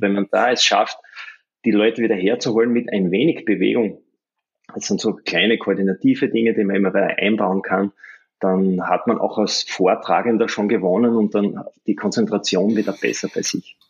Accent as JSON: {"language": "German", "town": "Graz", "region": "Styria", "country": "Austria", "said": "ich bin ja aus Graz, das ist im Süden von Österreich in der Steiermark"}